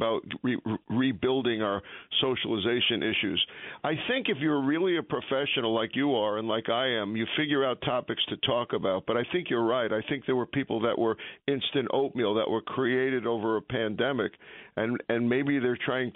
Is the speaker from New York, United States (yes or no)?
yes; New York, United States; we're tough guys from New York